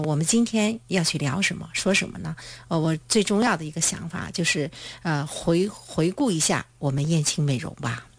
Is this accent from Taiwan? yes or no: no; China; 我们中国人